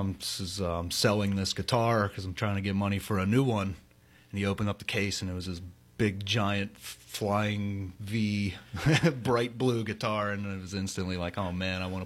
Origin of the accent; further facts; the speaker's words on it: Pittsburgh, Pennsylvania, United States; I'm from the South Hills of Pittsburgh.